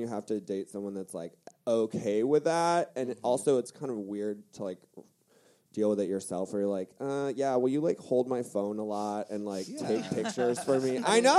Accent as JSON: {"language": "English", "town": "Fort Pierce", "region": "Florida", "country": "United States", "moved": "yes", "lives_now": "Chicago, United States", "said": "I'm 30 years old. I'm from Fort Pierce, Florida."}